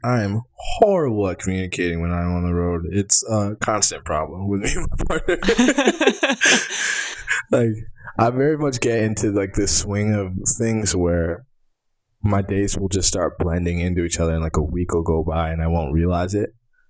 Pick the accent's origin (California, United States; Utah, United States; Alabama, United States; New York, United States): Alabama, United States; We're from Alabama, we grew up the same